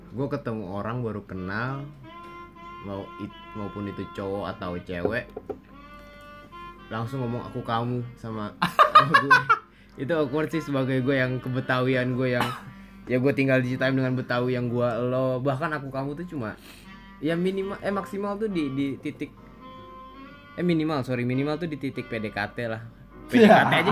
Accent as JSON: {"language": "Indonesian", "town": "Citayam", "region": "West Java", "country": "Indonesia", "tie": "born or raised there", "said": "Tapi nggak tahu kenapa gue lebih bangga dengan Citayam, kecitayaman gue. Ya karena gue kecil di sana, dari lahir di sana sampai"}